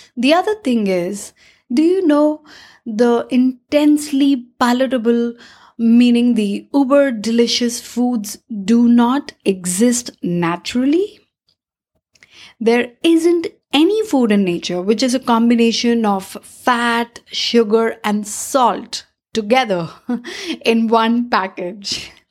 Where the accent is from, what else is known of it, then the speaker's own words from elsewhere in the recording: India; As an Indian